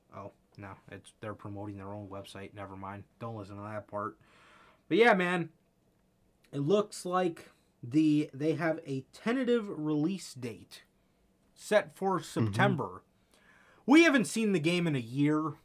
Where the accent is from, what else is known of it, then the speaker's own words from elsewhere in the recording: United States; I'm American